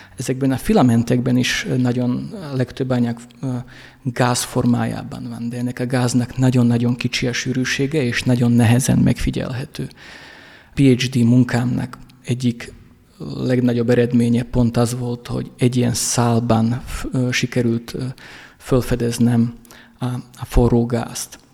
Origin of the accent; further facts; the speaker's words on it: Rožňava, Košice Region, Slovakia; Én Rozsnyóról vagyok, Szlovákiából, ami egy bányaváros volt.